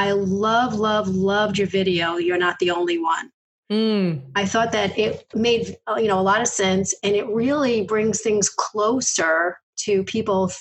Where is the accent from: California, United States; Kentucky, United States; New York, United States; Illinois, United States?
New York, United States; New York City; moved away as an adult; also born or lived in Connecticut; I grew up in Queens and then I moved to Connecticut